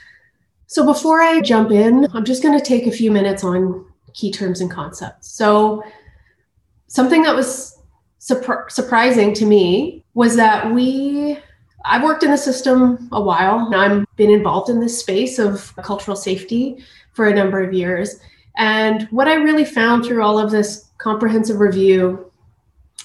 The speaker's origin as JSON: {"language": "English", "area": "Tla'amin Nation", "region": "British Columbia", "country": "Canada", "said": "I'm from the Flaman Nation. I see there's someone else in the chat who's in my home territories, which is about 200 kilometers up the coast from where I'm joining today"}